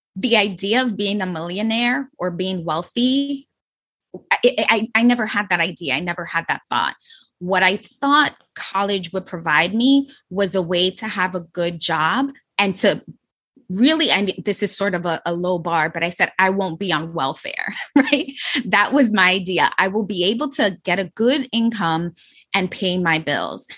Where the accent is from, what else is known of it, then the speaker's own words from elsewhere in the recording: New York City, New York, United States; I was from the Bronx. I was raised in the Bronx, and it's the poorest borough in New York City